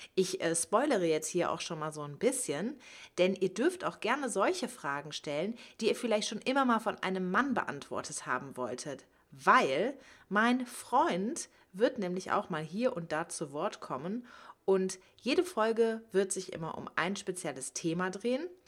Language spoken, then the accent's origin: German; Cologne, North Rhine-Westphalia, Germany; now in Hamburg, Germany; Ich komme eigentlich aber aus Köln. Ja, man kann sagen, dass ich eher ländlich aufgewachsen